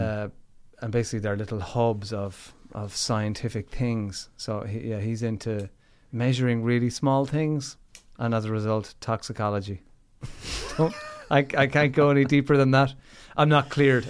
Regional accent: Limerick, Munster, Ireland; Limerick City, kid

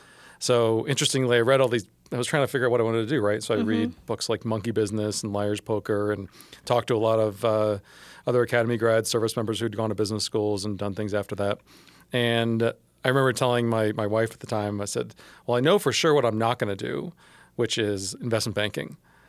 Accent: Atlanta, Georgia, United States; also born or lived in Tokyo, Japan / Germany; So I moved around a lot, actually. So I was born in Atlanta. I lived in Tokyo for 3 years. I lived in Germany for 3 years. And then, interestingly, always back to the same house in Atlanta.

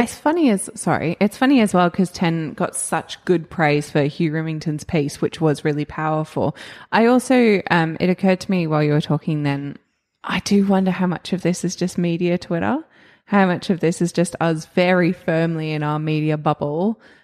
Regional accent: Australia

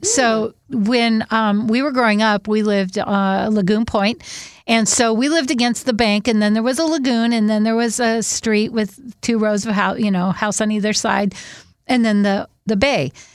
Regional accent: Whidbey Island, Washington, United States; I'm from Whidbey Island

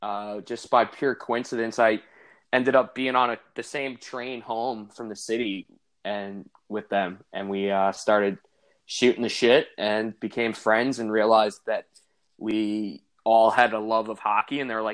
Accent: Deer Park, New York, United States; So I grew up in Deer Park on Long Island.

